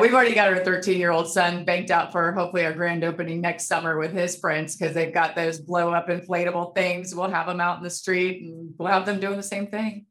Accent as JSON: {"language": "English", "town": "Fairbanks", "region": "Alaska", "country": "United States", "tie": "born or raised there", "moved": "as an adult", "lives_now": "Anchorage, United States", "said": "I lived there for 30 years and I got out for a reason."}